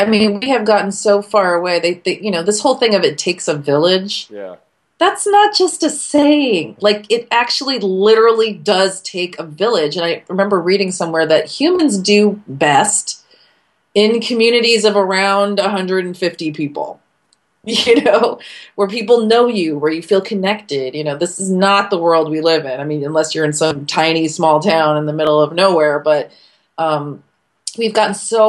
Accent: California, United States; now in Washington, United States; because I came from California and I felt like people were much happier.

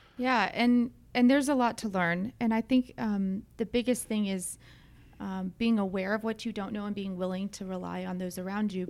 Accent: Dunwoody, Georgia, United States; also born or lived in Brookhaven; I grew up in Dunwoody, um, right down the street from here.

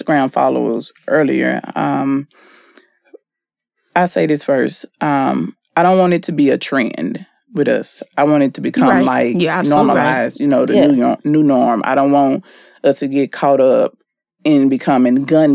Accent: Shreveport, Louisiana, United States; moved away; my hometown, Shreveport

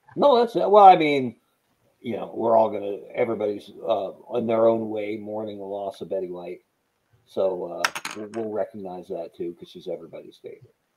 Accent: Bend, Oregon, United States; moved away; my hometown of Bend, Oregon

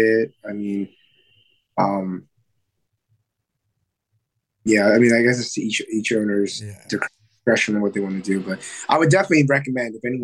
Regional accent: Reading, Pennsylvania, United States; From Reading, Pennsylvania. And that's not too far. It's maybe an hour northwest of Philadelphia

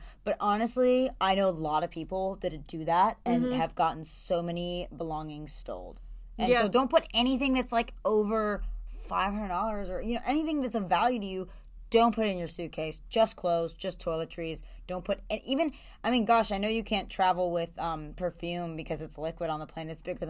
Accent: Florida, United States; Sorry, I'm from Florida.

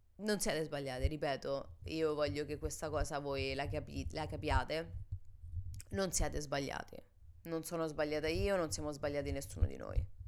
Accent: Italy; che siamo purtroppo nate e cresciute in Italia

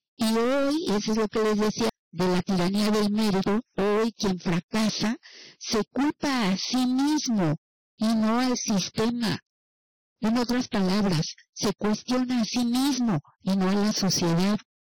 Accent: Mexico; nuestro México.

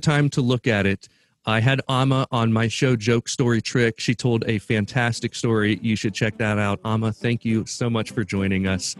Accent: Midwest, United States; As a Midwesterner

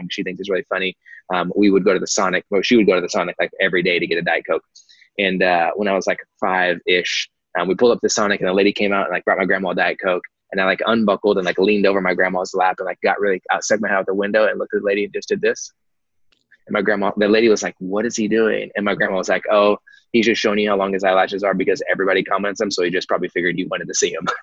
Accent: Dallas, Texas, United States; also born or lived in Kansas; So, um, so I was born in Kansas, uh, but I only lived in Kansas for like uh, a week, so I don't really claim Kansas. Came back to the Dallas Fort Worth area, um, North Dallas areas

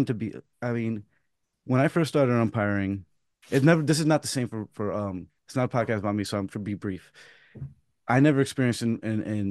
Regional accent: New York City, New York, United States; I grew up in Pelham Bay and Throgneck

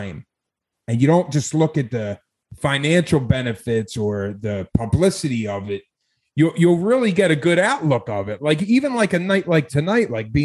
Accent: Philadelphia, Pennsylvania, United States; moved away as an adult; also born or lived in Chicago; I'm from South Philly. I started comedy in South Philly. I grew up there, born and raised.

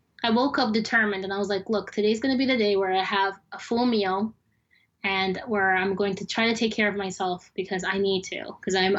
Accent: United States; also born or lived in Sudan; growing up in America

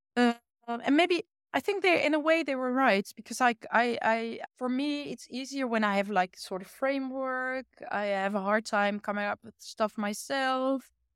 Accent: Achterhoek, Gelderland, Netherlands; English is a second language; now in Utrecht, Netherlands; me growing up in a rural part of the Netherlands

